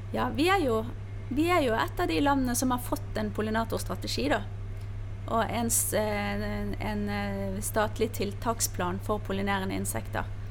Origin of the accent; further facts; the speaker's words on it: Bergen, Vestland, Norway; now in Spydeberg, Norway; Jeg er bergenser, som du hører, som nå eh, holder hus i Spydeberg